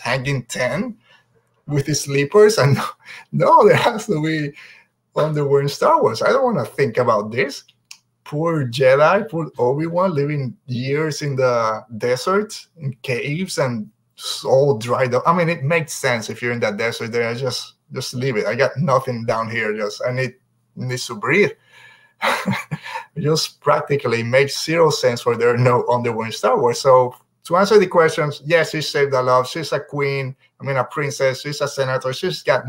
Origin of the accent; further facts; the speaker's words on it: Puerto Rico; I'm from Puerto Rico